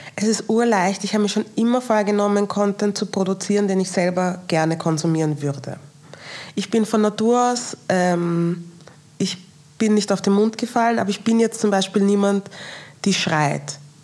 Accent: Austria; mit meinen nigerianischen Wurzeln aufgewachsen bin in Österreich

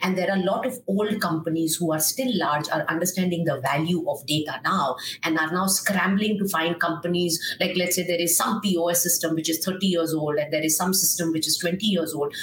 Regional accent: Kolkata, West Bengal, India; I'm from Calcutta

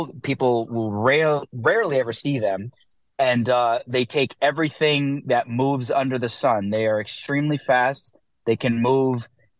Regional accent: New Jersey, United States; moved away as an adult; now in New York, United States; Dude, so I'm from New Jersey. We just moved to New York.

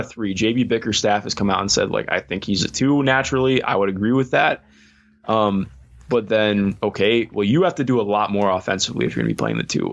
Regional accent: Cleveland, Ohio, United States; I grew up in Cleveland.

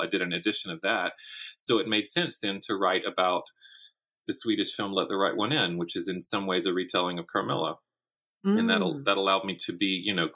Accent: Florence, South Carolina, United States; my hometown of Florence, South Carolina

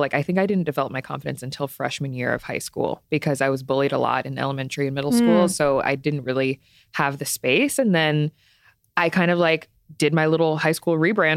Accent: Maryland, United States; moved away as an adult; also born or lived in Cleveland, Ohio / New York; now in Los Angeles, United States; I'm an East Coast girl. I'm from Maryland.

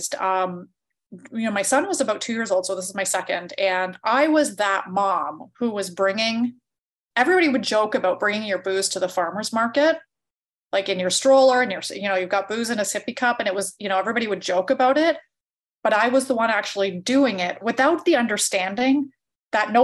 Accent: Canada; because I grew up in a small town and everybody drank, I'm from Canada

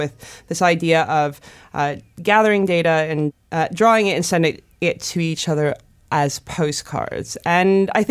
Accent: United States; now in London, United Kingdom; I'm an American living in London

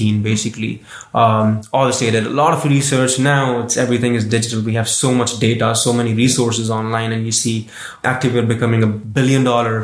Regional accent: India; moved away as an adult; now in Waterloo, Canada; So I'm originally from India. Mm-hmm. I actually moved here in 2018.

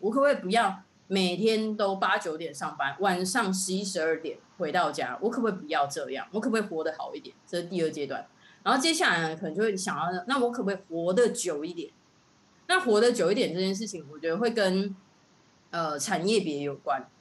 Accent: Tainan, Taiwan; 我是成大毕业的，然后我是台南人

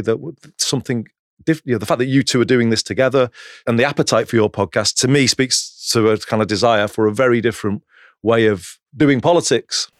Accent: Greater Manchester, North West England, United Kingdom; I grew up in Greater Manchester

